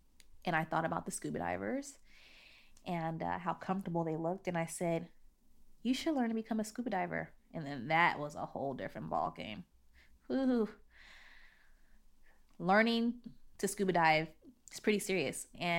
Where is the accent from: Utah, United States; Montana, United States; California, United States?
California, United States; San Bernardino; You know, growing up in San Bernardino was very much middle-class neighborhood.